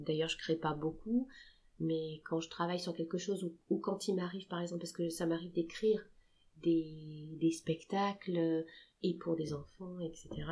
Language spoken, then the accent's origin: French; Le Mans, Pays de la Loire, France; on est du Mans